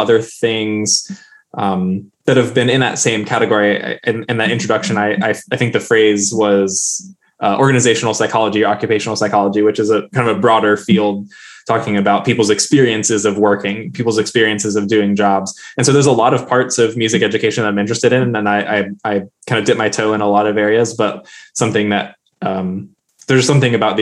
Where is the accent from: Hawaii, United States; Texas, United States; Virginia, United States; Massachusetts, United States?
Virginia, United States; also born or lived in Colorado; now in Gaffney, United States; I grew up in Virginia